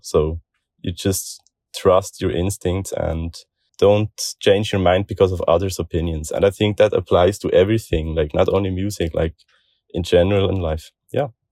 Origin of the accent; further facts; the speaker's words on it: Switzerland; I'm from Switzerland, twenty-five years old